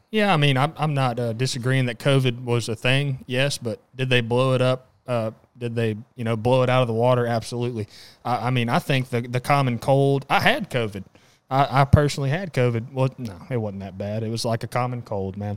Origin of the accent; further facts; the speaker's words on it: Southeast Texas, United States; Southeast Texas, uh, proud.